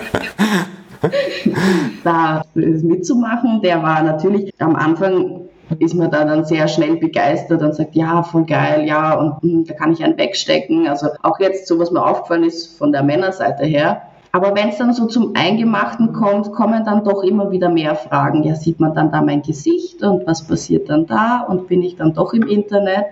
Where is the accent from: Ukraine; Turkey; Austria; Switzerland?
Austria; Vienna; also born or lived in Nuremberg, Germany; now in Cyprus; 24, komme ursprünglich aus Wien, war dann eine Zeit lang in Nürnberg und jetzt habe ich mich dazu entschlossen, ein bisschen meine Zeit in Zypern zu genießen.